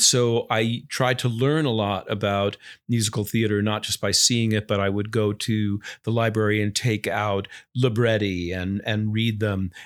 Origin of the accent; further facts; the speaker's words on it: Long Island, New York, United States; I grew up on Long Island